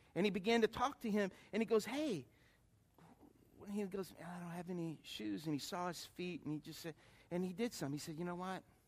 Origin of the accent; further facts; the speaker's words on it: Lafayette, United States; moved away as an adult; also born or lived in New York / Atlanta / Detroit; I was a guy from Lafayette and I was living in New York, Atlanta, you know, Detroit.